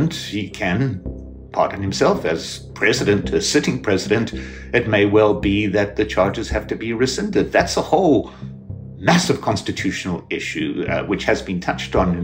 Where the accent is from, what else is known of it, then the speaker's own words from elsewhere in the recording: South Africa; now in United States; when I was a young kid growing up in South Africa under an apartheid administration